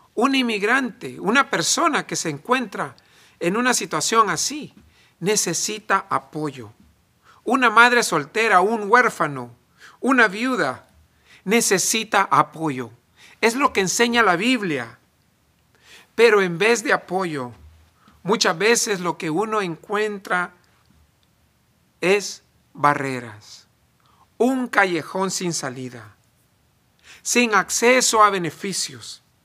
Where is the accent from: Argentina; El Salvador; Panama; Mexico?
El Salvador; now in United States; En El Salvador yo soy muy gringo para ser salvadoreño y en Estados Unidos soy muy salvadoreño para ser gringo, ni de aquí ni de allá.